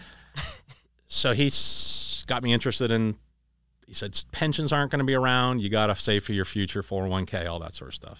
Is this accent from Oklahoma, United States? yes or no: no; Erie, Pennsylvania, United States; moved away; we grew up in Erie.